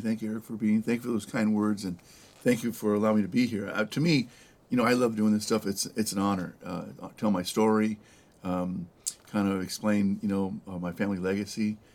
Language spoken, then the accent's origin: English; El Monte, California, United States; also born or lived in East Los Angeles / Downey; I grew up in uh, San Gabriel Valley, uh, El Monte, uh, the beautiful city of El Monte, mm-hmm. Uh, and then uh, East Los Angeles as well